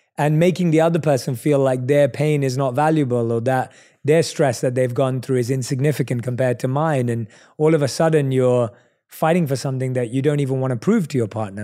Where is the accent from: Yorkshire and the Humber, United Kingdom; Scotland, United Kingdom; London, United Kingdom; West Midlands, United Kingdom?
London, United Kingdom; we're both from London